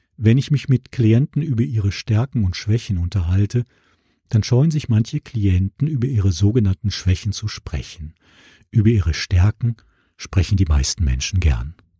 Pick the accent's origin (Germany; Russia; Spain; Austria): Germany; Essen, North Rhine-Westphalia; Essen, meine Heimatstadt im Ruhrgebiet